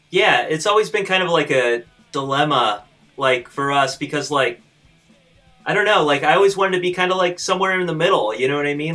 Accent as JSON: {"language": "English", "town": "Fort Wayne", "region": "Indiana", "country": "United States", "said": "we're from Fort Wayne"}